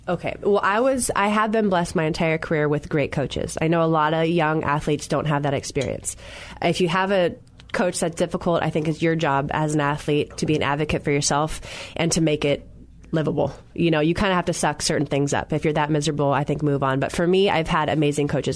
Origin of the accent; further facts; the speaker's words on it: Santa Cruz, California, United States; I grew up near Santa Cruz